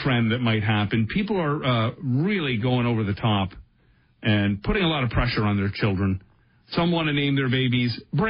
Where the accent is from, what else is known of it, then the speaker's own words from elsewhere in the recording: Brampton, Ontario, Canada; also born or lived in Windsor; I had heard growing up in Brampton